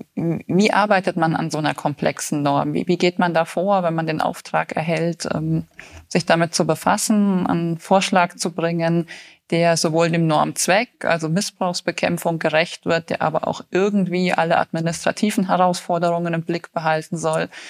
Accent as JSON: {"language": "German", "town": "Bayreuth", "region": "Bavaria", "country": "Germany", "tie": "born or raised there", "said": "ich bin auch in Bayreuth geboren"}